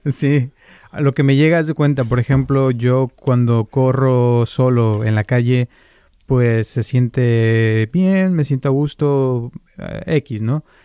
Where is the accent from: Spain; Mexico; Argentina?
Mexico; now in California, United States; cuando yo crecí también en México, salíamos todos los días a la calle a jugar